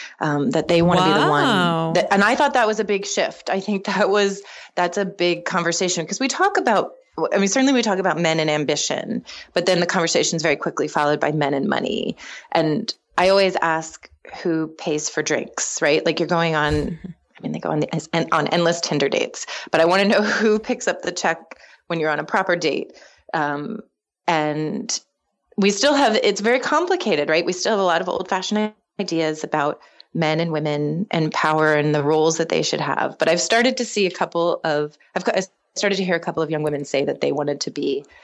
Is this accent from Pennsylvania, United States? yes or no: yes; Philadelphia, Pennsylvania, United States; also born or lived in Littleton, Colorado; I grew up half in Philadelphia and half in Littleton, Colorado.